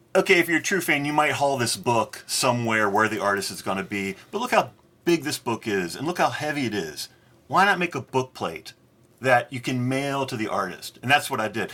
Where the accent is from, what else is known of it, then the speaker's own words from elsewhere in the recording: United States; as an American